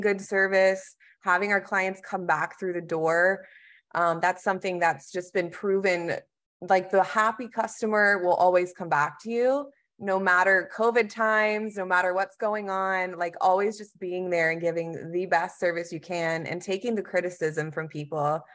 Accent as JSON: {"language": "English", "region": "Texas", "country": "United States", "moved": "yes", "lives_now": "North Carolina, United States", "said": "I am originally from Texas"}